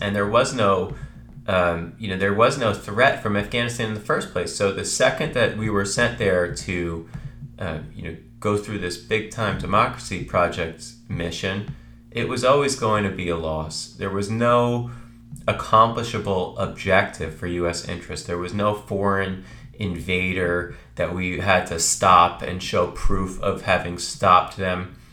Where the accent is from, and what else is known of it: United States